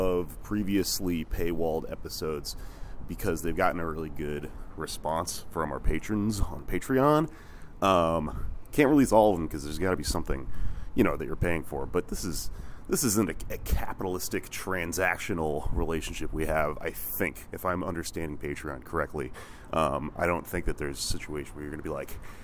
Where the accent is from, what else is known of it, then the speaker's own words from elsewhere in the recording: Houston, Texas, United States; I was 16 when I was growing up in Houston